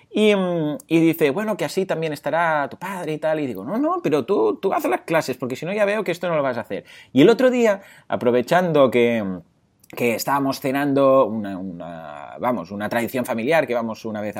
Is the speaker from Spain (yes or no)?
yes; Mataró, Catalonia, Spain; porque yo, pues, bueno, soy de aquí, de Mataró.